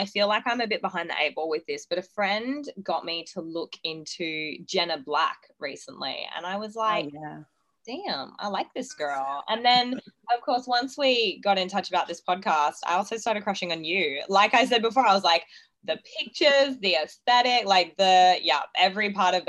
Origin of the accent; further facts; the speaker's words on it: Gold Coast, Queensland, Australia; also born or lived in Townsville; So I was born in Townsville. We moved to the Gold Coast when I was about two. I grew up with a pretty normal upbringing, I like to think.